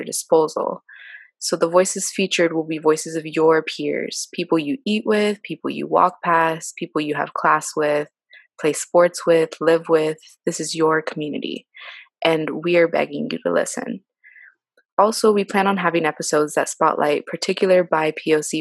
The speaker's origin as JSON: {"language": "English", "town": "Houston", "region": "Texas", "country": "United States", "said": "I'm from Houston, Texas."}